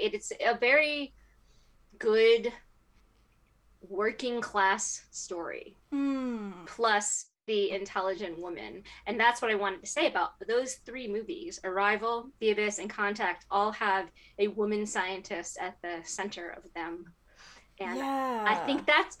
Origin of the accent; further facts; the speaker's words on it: United States; as an American